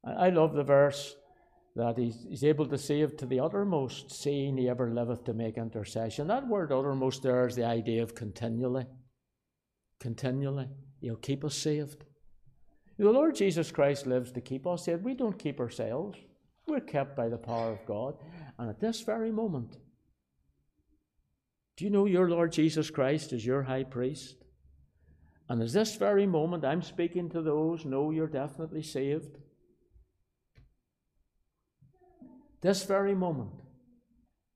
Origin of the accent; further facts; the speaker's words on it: Belfast, Northern Ireland, United Kingdom; moved away as an adult; also born or lived in United States; when I was growing up in Belfast